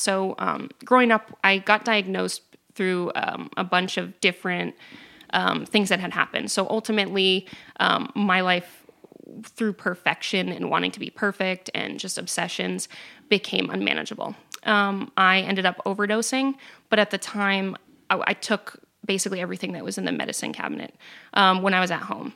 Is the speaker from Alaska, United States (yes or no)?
no; New Hampshire, United States; I grew up in New Hampshire